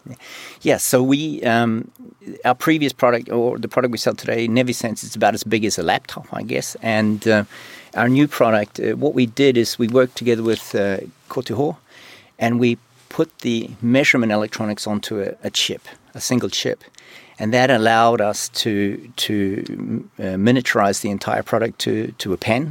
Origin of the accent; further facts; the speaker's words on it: New Zealand; moved away; also born or lived in Sweden / China; I'm from New Zealand